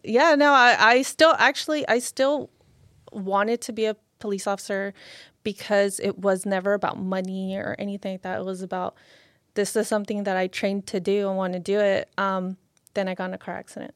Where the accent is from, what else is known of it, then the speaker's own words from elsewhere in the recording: Lynwood, California, United States; I grew up in Linwood.